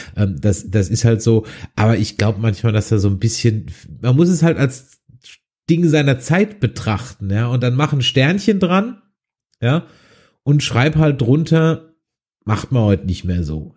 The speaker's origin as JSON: {"language": "German", "town": "Düsseldorf", "region": "North Rhine-Westphalia", "country": "Germany", "said": "bei uns in Düsseldorf in der Immermannstraße"}